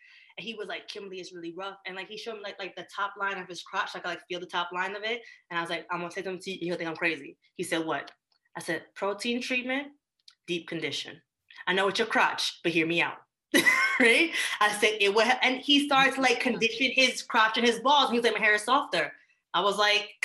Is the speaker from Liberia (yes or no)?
no; Jamaica; moved away; I grew up in Jamaica